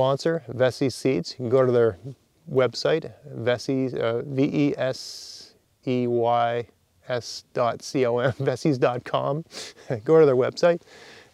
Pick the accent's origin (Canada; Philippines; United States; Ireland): Canada; Nova Scotia; also born or lived in Ontario; I grew up here in Nova Scotia, and then I moved to Ontario for 6 years for graduate school. Then I moved back